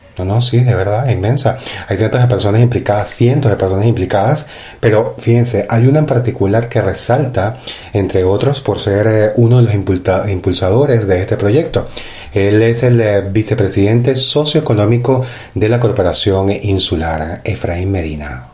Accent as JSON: {"language": "Spanish", "country": "Venezuela", "moved": "yes", "lives_now": "Tenerife, Spain", "said": "yo como venezolano que soy"}